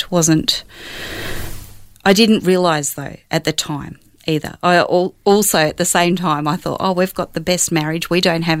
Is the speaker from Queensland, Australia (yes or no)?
no; Western Victoria, Australia; Grew up in Western Victoria, a small town